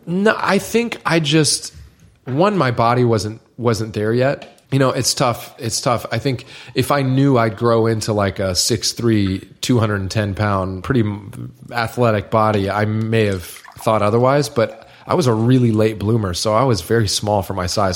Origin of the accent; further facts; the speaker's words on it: Niceville, Florida, United States; moved away; I'm some loser from Niceville